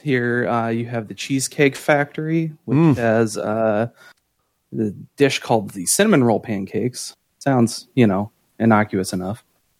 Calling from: Grand Rapids, Michigan, United States; I'm calling from Grand Rapids, Michigan.

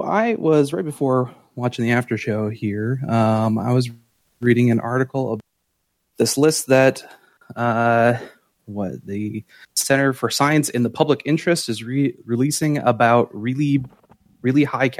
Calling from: Grand Rapids, Michigan, United States; I'm calling from Grand Rapids, Michigan.

